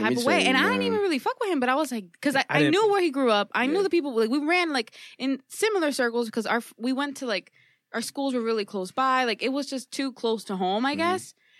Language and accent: English; Hialeah, Florida, United States; moved away; Born and raised in Hialeah.